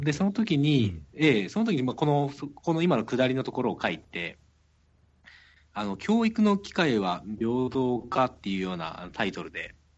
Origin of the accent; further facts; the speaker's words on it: Kansai, Japan; accent: Kansai dialect; 僕はやっぱり関西出身なのであの関西弁が日本語だと思ってる